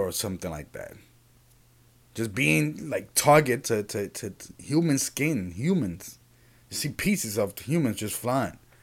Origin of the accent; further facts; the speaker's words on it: Puerto Rico; I'm from Puerto Rico